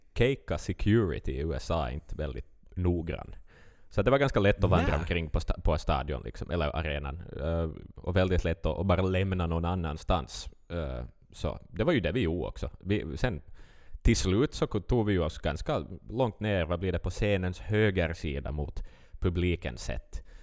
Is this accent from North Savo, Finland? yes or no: no; Vaasa, Ostrobothnia, Finland; vi är från Finland